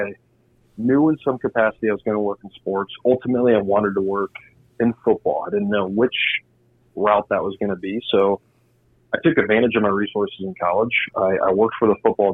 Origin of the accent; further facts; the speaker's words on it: Indiana, United States; moved away; I was from Indiana